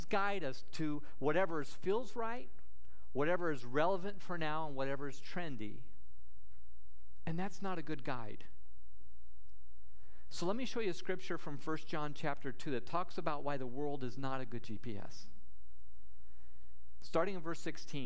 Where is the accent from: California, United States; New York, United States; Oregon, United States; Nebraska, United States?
Nebraska, United States; Sidney; my hometown of Sydney, Nebraska